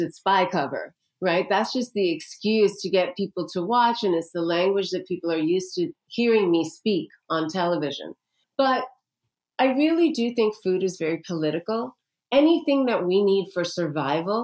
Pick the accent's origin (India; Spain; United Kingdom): India; I'm an Indian woman, okay? My culture has been using turmeric for 5,000 years